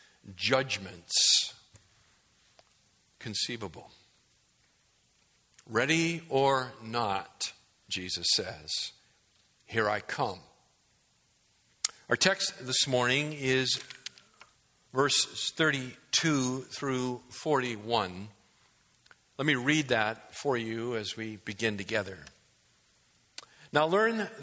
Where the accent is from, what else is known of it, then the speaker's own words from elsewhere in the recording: New England, United States; as a young kid growing up in New England